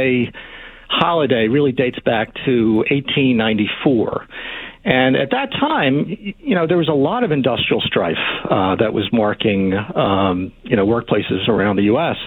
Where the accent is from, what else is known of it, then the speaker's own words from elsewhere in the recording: Philadelphia, Pennsylvania, United States; my own childhood growing up in Philadelphia in the 70s